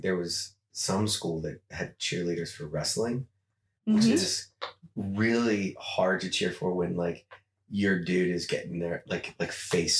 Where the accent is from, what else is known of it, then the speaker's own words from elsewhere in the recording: Ohio, United States; I'm a northern dude. I grew up in Ohio.